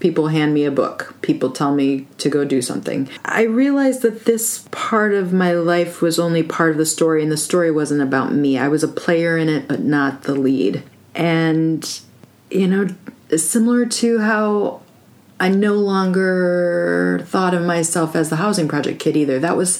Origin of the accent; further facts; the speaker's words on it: Minnesota, United States; born there; I was born in Carlton County.